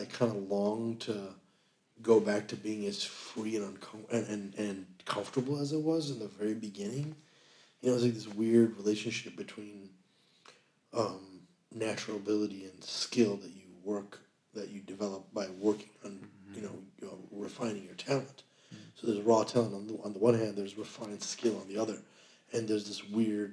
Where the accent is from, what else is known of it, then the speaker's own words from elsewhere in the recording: United States; Our experience as American Muslims